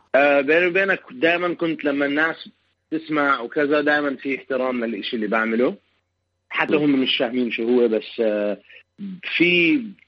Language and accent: Arabic; Amman, Amman Governorate, Jordan; moved away as an adult; also born or lived in Palestine; now in Chicago, United States; عمان المدينه اللي انا كبرت فيها